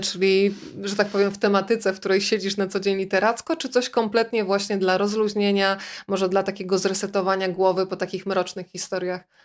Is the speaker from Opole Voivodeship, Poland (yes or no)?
no; Rzeszów, Subcarpathian Voivodeship, Poland; ja jestem dziewczyną z Rzeszowa